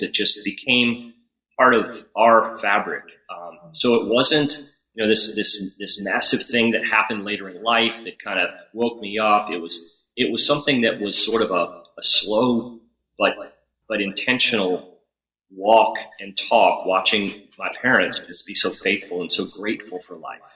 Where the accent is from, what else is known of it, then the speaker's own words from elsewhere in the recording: New Haven, Connecticut, United States; also born or lived in Cheshire, Connecticut; I was born in Cheshire, in New Haven, Connecticut